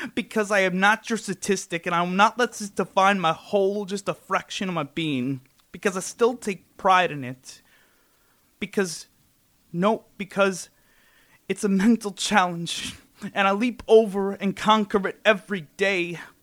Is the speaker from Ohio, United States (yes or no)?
no; New York City, New York, United States; I'm from Brooklyn